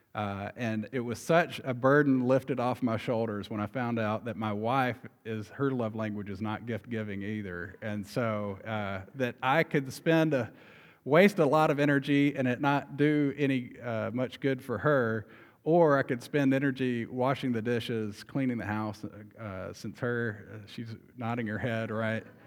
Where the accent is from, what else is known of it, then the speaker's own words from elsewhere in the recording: Arkansas, United States; moved away; we're from Arkansas